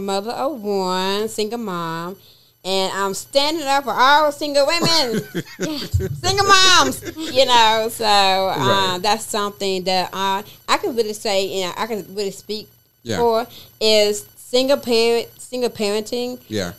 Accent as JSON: {"language": "English", "region": "the South", "country": "United States", "said": "And I said, I'm from the South."}